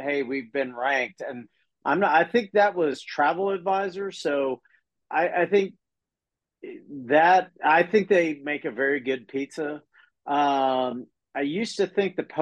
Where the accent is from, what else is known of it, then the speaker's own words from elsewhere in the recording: Kentucky, United States; my hometown